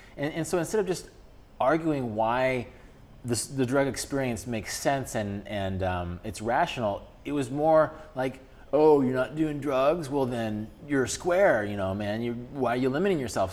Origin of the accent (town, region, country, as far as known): Kansas, United States; born or raised there